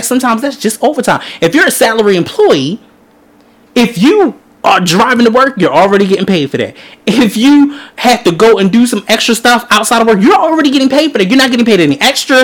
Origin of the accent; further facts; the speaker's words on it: Baltimore, Maryland, United States; We're from Baltimore